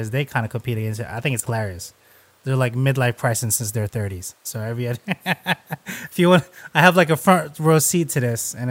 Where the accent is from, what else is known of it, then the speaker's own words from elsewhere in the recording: Philippines; I'm Filipino